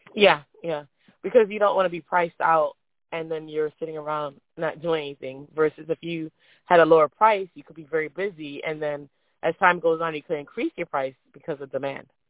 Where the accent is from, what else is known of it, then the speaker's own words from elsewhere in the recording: Jamaica; moved away; also born or lived in Florida, United States; I, I'm from Jamaica